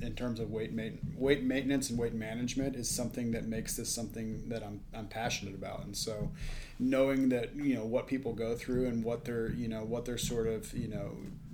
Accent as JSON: {"language": "English", "town": "Dallas", "region": "Texas", "country": "United States", "tie": "born or raised there", "also_born_or_lived": "Stanford, California / Colorado / Madison, Wisconsin / Knoxville, Tennessee", "moved": "as an adult", "lives_now": "Las Vegas, United States", "said": "I grew up in Dallas, Texas"}